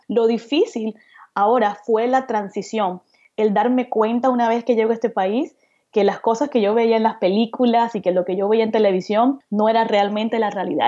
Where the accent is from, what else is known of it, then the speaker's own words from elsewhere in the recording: Cartagena, Bolívar, Colombia; crecí en Cartagena, Colombia, en la costa